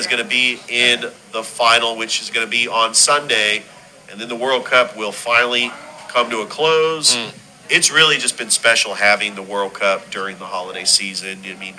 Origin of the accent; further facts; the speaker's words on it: California, United States; moved away as an adult; also born or lived in Tennessee / Georgia; I was from California and I was in Tennessee